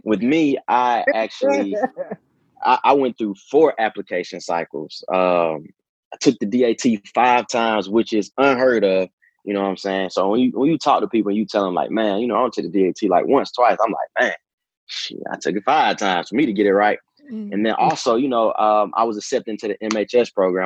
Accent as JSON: {"language": "English", "town": "Decatur", "region": "Georgia", "country": "United States", "said": "I'm from Decatur, Georgia"}